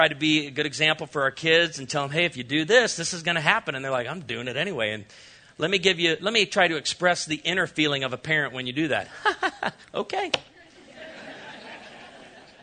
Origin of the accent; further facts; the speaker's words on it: Chicago, Illinois, United States; I was raised in Chicago